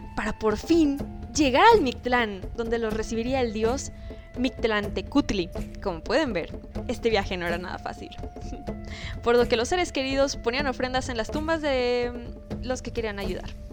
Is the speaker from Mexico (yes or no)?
yes; Mexico